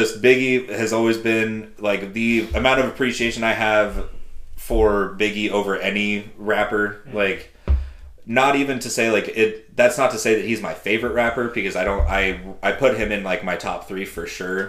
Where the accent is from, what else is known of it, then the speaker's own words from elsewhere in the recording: West Coast, United States; I grew up on the West Coast